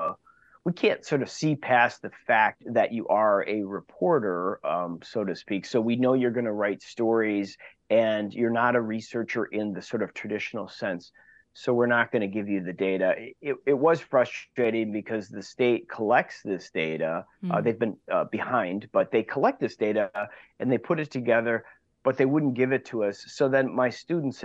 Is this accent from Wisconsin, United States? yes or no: yes; Wauwatosa, Wisconsin, United States; I grew up in Wauwatosa